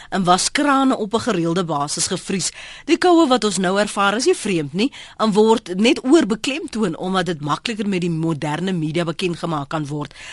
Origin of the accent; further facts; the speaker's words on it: Free State, South Africa; Ek het in Makwa in die Oos-Vrystaat um groot geword